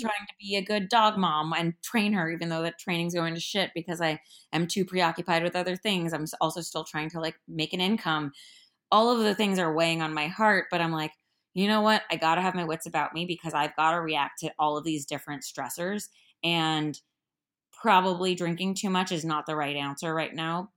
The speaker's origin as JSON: {"language": "English", "town": "Miami", "region": "Florida", "country": "United States", "said": "I'm from Miami"}